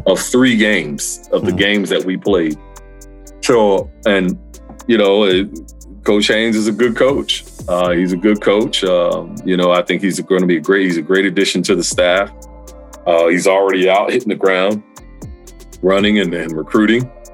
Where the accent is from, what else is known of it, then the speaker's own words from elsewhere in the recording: New Jersey, United States; also born or lived in the city (unspecified); my family, we grew up in New Jersey.